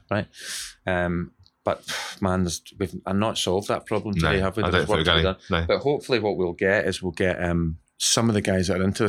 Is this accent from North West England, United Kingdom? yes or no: no; West Bridgford, East Midlands, United Kingdom; I know I come from West Bridgeford and we have minimal tooth decay